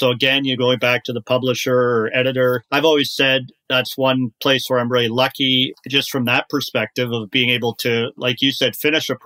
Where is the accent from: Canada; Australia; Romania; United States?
Canada; Kitchener, Ontario; moved away as an adult; now in Toronto, Canada; I grew up in Kitchener-Waterloo